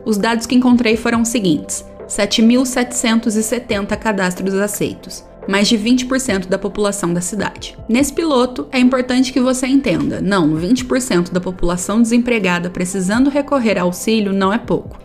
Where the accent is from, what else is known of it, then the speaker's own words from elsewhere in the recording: Aparecida, São Paulo, Brazil; eu nasci e me criei aqui em Aparecida